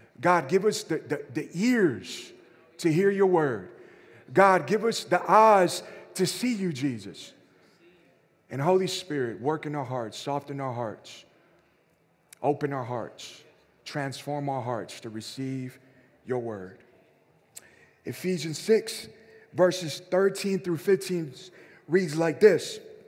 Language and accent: English; Mexico; moved away; I grew up in Mexico, and my uncle lived across the street from me